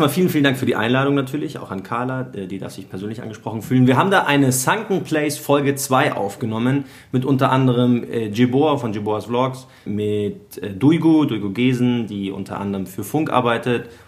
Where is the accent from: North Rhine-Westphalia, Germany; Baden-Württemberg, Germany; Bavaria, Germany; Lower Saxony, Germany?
Bavaria, Germany; Munich; aber ich bin von Bogenhausen eigentlich